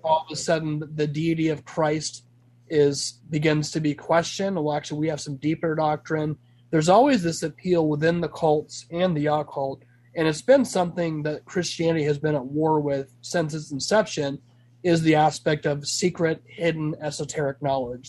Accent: Arizona, United States; also born or lived in California; I'm originally from California. And but California by origin, uh, Arizona by choice. I've lived in Arizona pretty much my entire life

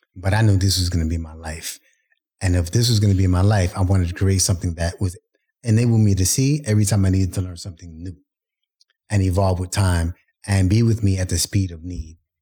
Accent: New York City, New York, United States; Brooklyn's my hometown

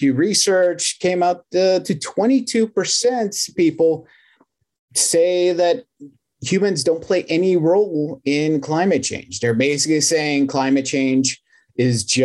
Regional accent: Texas, United States; I'm from Texas

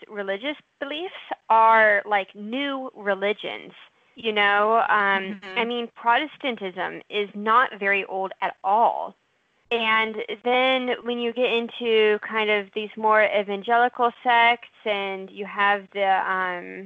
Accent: near Houston, Texas, United States; the small town where I grew up near Houston

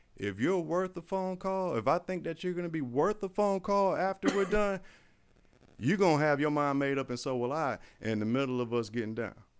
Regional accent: Florida, United States; I'm a Florida boy, too. I was raised in Florida. Wasn't born here. I was raised here.

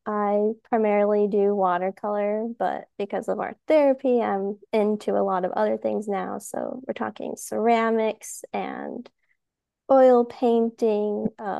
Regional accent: Georgia, United States; I'm from Georgia, and I am at home in the forest. Yeah. I'm not a city person at all.

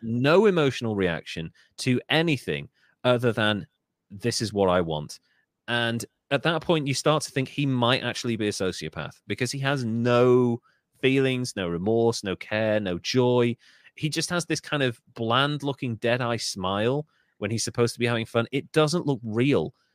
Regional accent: United Kingdom; I love being British

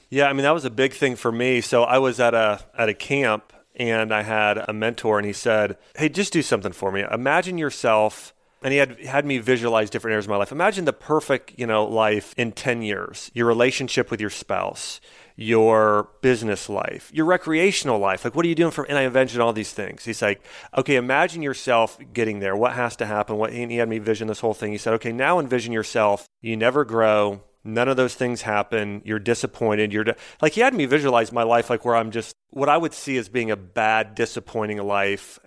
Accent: Ohio, United States; moved away; I grew up in Ohio, so I'm an Ohio State fan

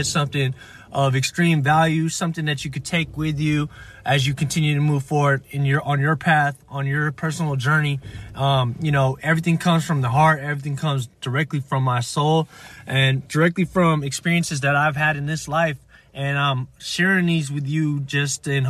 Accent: United States; I was born here in the States

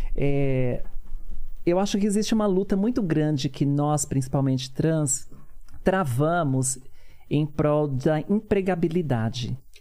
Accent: São Paulo, Brazil; also born or lived in Teófilo Otoni, Minas Gerais; Viemos para São Paulo e eles foram morar no Capão, no Capão Redondo, que foi o bairro que fui criada

